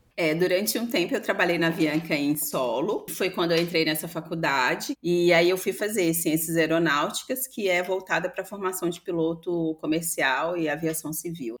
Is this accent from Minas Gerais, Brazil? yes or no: yes; Belo Horizonte, Minas Gerais, Brazil; eu cresci num bairro periférico de Belo Horizonte, que é o bairro Serra Verde, Passei toda a minha infância e adolescência lá nesse bairro, em BH.